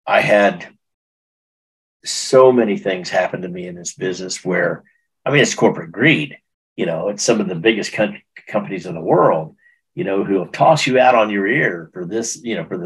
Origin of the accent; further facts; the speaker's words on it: Texas, United States; I'm from Texas